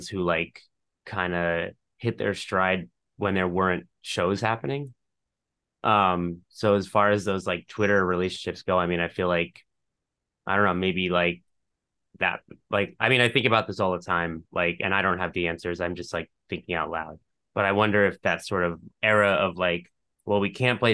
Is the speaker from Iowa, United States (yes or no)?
no; New York, United States; as a New Yorker